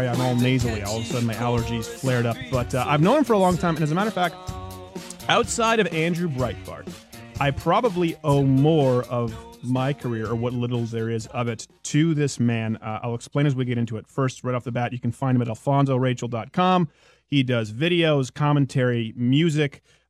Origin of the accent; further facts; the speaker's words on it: Canada; I don't really get to talk about my background so much as a Canadian.